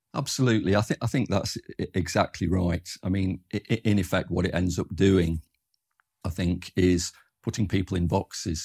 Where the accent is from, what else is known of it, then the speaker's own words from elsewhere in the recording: Derby, East Midlands, United Kingdom; moved away as an adult; also born or lived in Birmingham; now in Canterbury, United Kingdom; I'm from Derby in the East Midlands originally